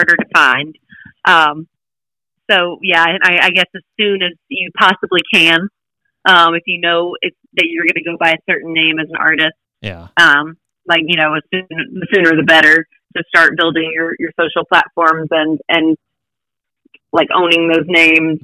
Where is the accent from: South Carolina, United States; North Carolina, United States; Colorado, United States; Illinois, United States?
North Carolina, United States; Hickory; now in Nashville, United States; the Hickory Oktoberfest on their main stage in my hometown